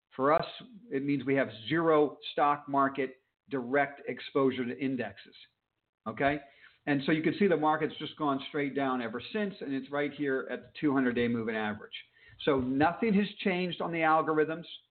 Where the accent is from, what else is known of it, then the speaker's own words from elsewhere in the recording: Palm Beach, Florida, United States; I'm from Palm Beach